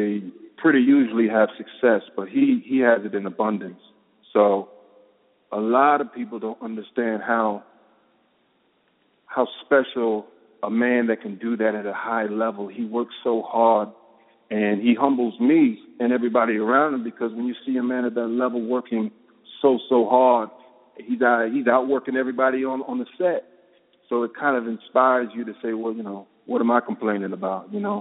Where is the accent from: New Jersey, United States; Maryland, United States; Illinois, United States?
New Jersey, United States; I'm from New Jersey.